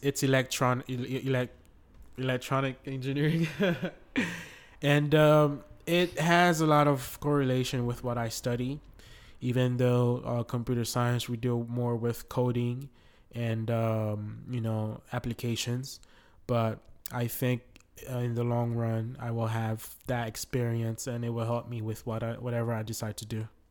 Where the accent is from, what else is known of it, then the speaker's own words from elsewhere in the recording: Haiti; now in Florida, United States; I am originally from Haiti. I live in the United States, uh, Florida.